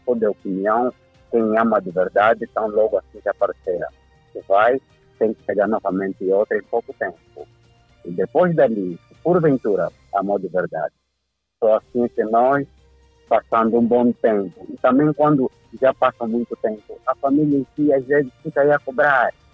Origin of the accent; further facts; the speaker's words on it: Angola; Como angolano